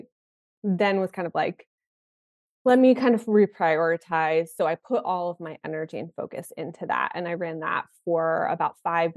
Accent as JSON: {"language": "English", "region": "Connecticut", "country": "United States", "tie": "born or raised there", "also_born_or_lived": "New York City", "said": "I moved back to my hometown in Connecticut"}